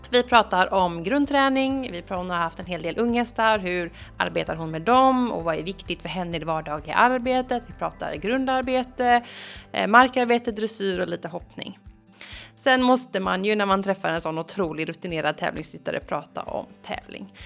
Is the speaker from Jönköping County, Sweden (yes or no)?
no; Gothenburg, Västra Götaland, Sweden; jag är också från Göteborg